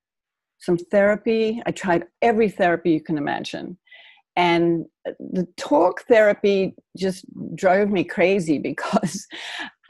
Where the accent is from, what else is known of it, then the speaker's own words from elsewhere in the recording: Australia; moved away as an adult; also born or lived in New York; now in United States; I grew up in Australia. I was born here, but I grew up in Australia.